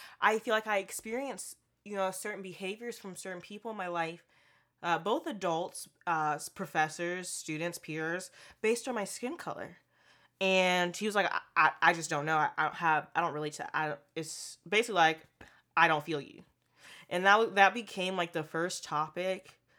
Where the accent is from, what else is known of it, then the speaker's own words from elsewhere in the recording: Portland, United States; I'm from Portland, too, so I speak where I've grown up